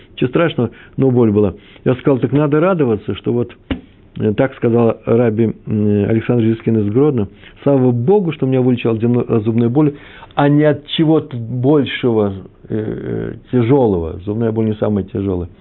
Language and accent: Russian; Moscow, Russia; moved away; also born or lived in Kyiv, Ukraine; я москвич. Я и киевлянин тоже